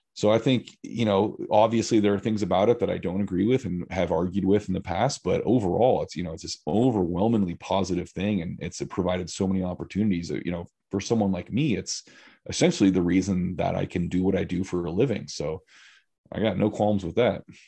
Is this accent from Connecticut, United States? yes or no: no; California, United States; moved away as an adult; now in Central Oregon, United States; I grew up in California. Okay. I lived in five or six different areas from southern